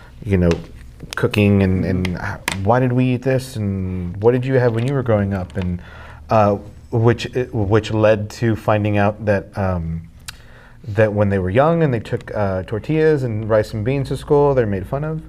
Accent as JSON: {"language": "English", "region": "Texas", "country": "United States", "tie": "born or raised there", "said": "you grew up growing up in South Texas, tacos are a big part of everyone's culture, but it's really breakfast tacos."}